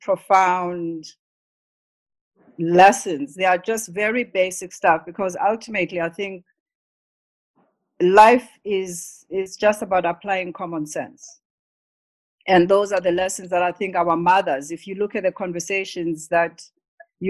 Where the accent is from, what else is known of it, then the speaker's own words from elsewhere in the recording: South Africa; we grew up in South Africa